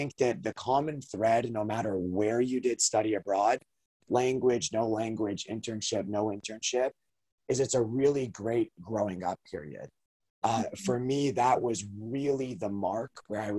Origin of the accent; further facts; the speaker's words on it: United States; my own experience as an American